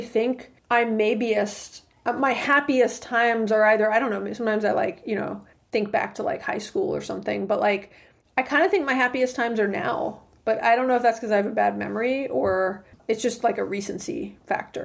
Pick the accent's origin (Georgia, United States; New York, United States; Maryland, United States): Georgia, United States; Atlanta; growing up in Atlanta, like I've got a big, you know, community and a lot of family and friends here